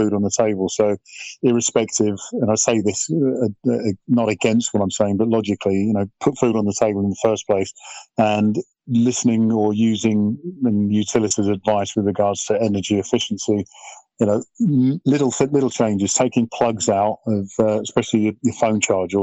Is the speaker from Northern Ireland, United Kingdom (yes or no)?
no; Welwyn Garden City, East of England, United Kingdom; My upbringing was courtesy of playing at under-10 level in Welling Garden with my mates